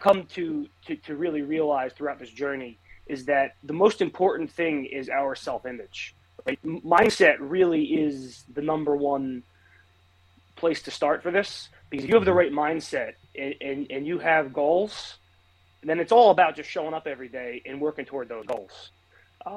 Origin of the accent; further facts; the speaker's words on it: New Jersey, United States; I've been living in New Jersey for my entire life